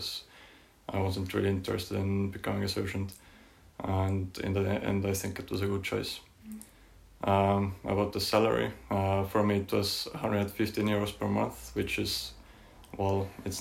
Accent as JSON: {"language": "English", "town": "Tallinn", "region": "Harju County", "country": "Estonia", "moved": "as an adult", "said": "I'm from Tallinn, the capital city of Estonia"}